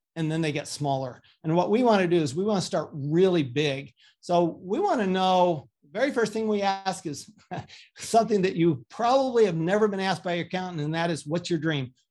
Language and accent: English; Salt Lake City, Utah, United States; also born or lived in Paris, France / Austin, Texas; I grew up in Salt Lake City, Utah, a good Mormon boy